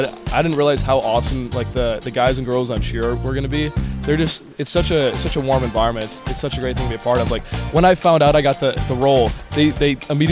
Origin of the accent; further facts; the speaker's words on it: Wisconsin, United States; moved away as an adult; now in Florida, United States; I'm from Wisconsin